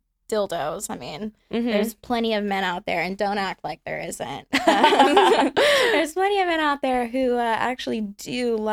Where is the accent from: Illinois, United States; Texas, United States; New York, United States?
Texas, United States; Houston; also born or lived in Austin, Texas; raised in Houston. Mm-hmm. I live in Austin, Texas now.